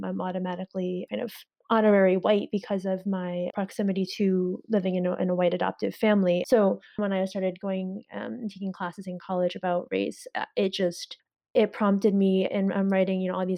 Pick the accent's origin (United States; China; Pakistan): China; born there; I knew that I was adopted from China.